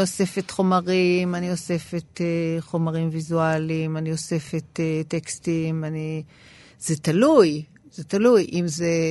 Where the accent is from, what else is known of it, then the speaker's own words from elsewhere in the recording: Israel; באתי ממדינה שנחשבה בעיני האנשים סביבי למדינת עולם שלישי